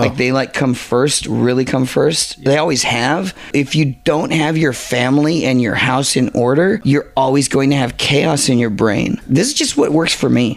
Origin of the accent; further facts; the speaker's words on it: Garden Grove, California, United States; also born or lived in Inglewood, California / Venice, California; I grew up in Garden Grove